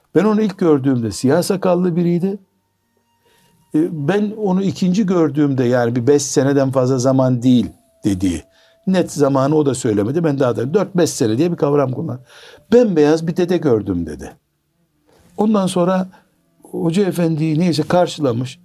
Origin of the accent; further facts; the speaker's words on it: Trabzon, Turkey; Trabzonluyum demiştim.